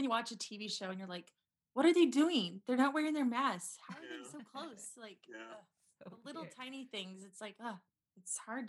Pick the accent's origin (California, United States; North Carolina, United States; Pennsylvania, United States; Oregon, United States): Oregon, United States; Salem; But I'm from Salem, so about 45 minutes away.